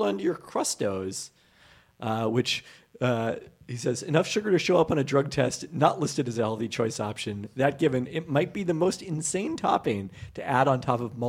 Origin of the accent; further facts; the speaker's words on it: Canada; Like, as a Canadian, you come to expect that you're going to get an inferior version of a lot of American chains and better versions of other things.